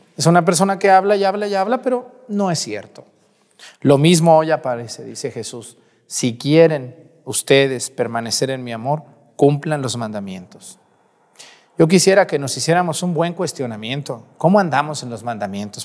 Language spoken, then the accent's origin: Spanish; Mexticacán, Jalisco, Mexico; moved away; En mi pueblo Mestigacán